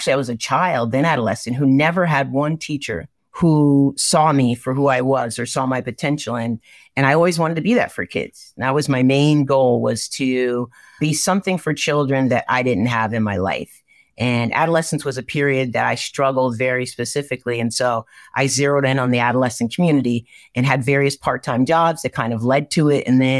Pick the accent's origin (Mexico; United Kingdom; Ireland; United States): United States; Norwalk, Connecticut; I am from Norwalk, Connecticut, born and raised. I mean, youngest of nine, right?